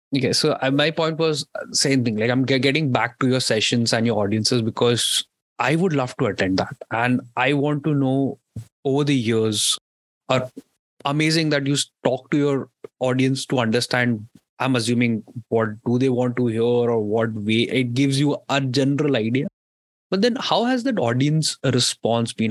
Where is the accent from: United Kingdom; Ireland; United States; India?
India; Indore, Madhya Pradesh; I'm from I'm from Indore